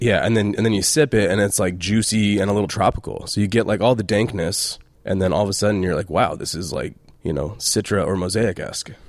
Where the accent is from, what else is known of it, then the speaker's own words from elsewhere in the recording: Reno, Nevada, United States; moved away as an adult; also born or lived in Temecula, California; So I grew up in Reno, Nevada, and just coming from small town, little Reno